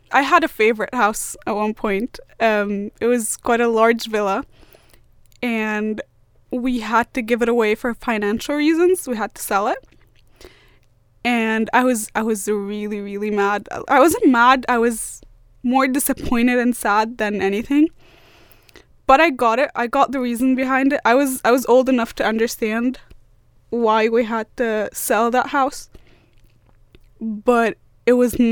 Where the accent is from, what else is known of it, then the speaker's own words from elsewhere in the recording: Alexandria, Alexandria Governorate, Egypt; moved away as an adult; also born or lived in Cairo, Egypt; now in Sunderland, United Kingdom; I used to live in Cairo when I was really young, and then I moved to Alexandria where I lived for about 14-15 years.